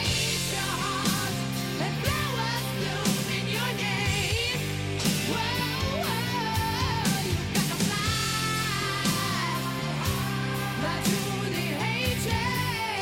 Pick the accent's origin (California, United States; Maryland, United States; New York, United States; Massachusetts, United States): Maryland, United States; growing up in Maryland, as I did